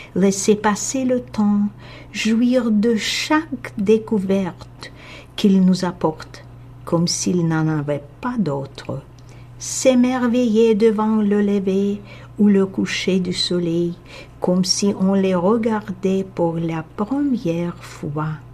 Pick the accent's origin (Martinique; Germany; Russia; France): Russia; Moscow; first language Russian; French is a second language; moved away as an adult; now in Canada; j'ai grandi à Moscou en Russie